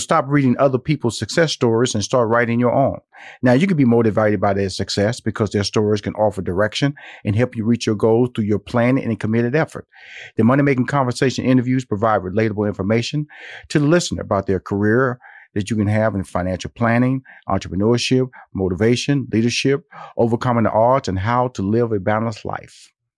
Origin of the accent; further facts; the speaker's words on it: Houston, Texas, United States; now in Atlanta, United States; Well, I'm hunkered down in Atlanta. I would love to. I'm a Texas boy, so I was born and raised in Houston. So I want to get back to Texas.